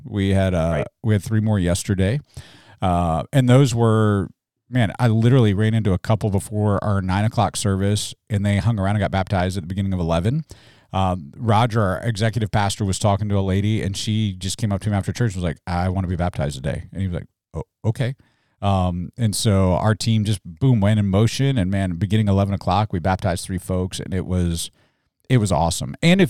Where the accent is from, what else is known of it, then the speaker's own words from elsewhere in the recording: Mobile, Alabama, United States; I communicate for a living. I'm from Mobile, Alabama.